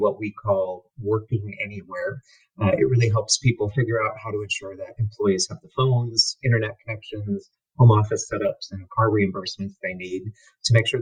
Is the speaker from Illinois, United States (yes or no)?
yes; Chicago, Illinois, United States; I'm a Chicagoan